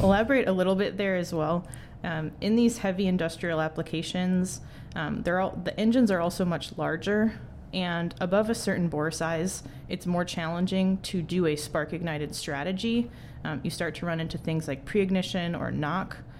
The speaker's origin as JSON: {"language": "English", "region": "Wisconsin", "country": "United States", "tie": "born or raised there", "said": "I grew up in Wisconsin"}